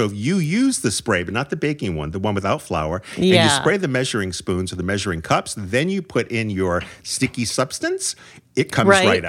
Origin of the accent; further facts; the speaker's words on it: Canada; I'm Canadian.